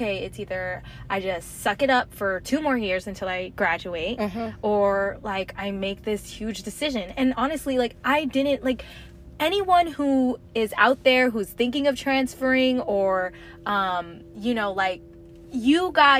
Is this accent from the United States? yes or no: yes; Las Vegas, Nevada, United States; now in Florida, United States; Oh, I'm from Las Vegas, guys. So yeah, I've been all over the place.